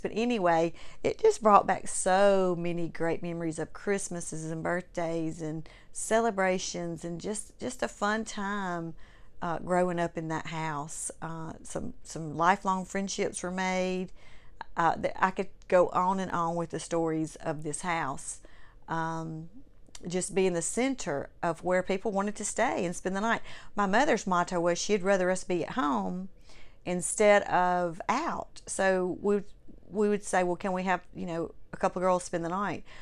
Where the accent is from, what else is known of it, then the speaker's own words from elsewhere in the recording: Clinton, Mississippi, United States; I grew up in Clinton, Mississippi. My family moved there when I was in the, in the fifth grade, going into the fifth grade. I was ten years old.